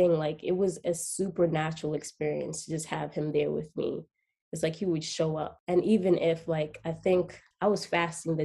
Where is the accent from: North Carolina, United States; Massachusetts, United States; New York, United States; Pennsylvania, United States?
New York, United States; New York City; I am from Queens, New York